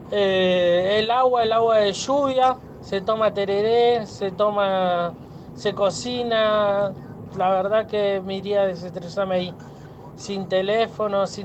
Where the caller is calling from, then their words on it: González Catán, Buenos Aires Province, Argentina; Soy remisero … de González Catán.